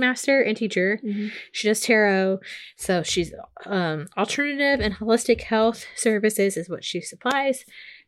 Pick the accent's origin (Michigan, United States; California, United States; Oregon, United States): Oregon, United States; Portland; I grew up in Portland, Oregon